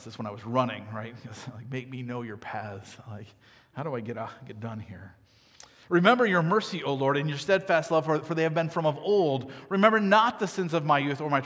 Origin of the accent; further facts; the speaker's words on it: United States; I grew up in America